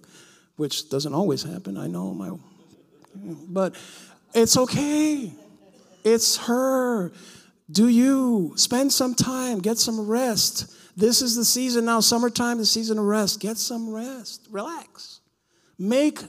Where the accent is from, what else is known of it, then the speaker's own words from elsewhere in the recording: New York City, New York, United States; Growing up in New York